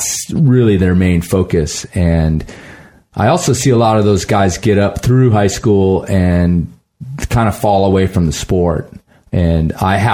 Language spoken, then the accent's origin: English; Midwest, United States; now in Colorado, United States; I grew up in the Midwest